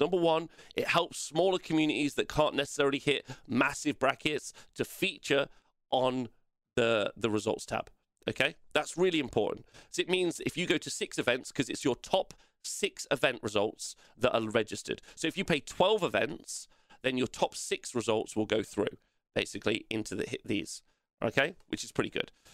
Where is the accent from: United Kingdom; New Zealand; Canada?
United Kingdom; England; I hate being English